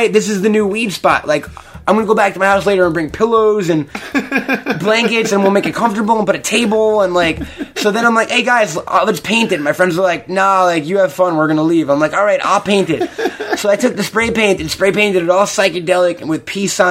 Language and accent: English; New York, United States; now in Los Angeles, United States; I grew up there, and I like New York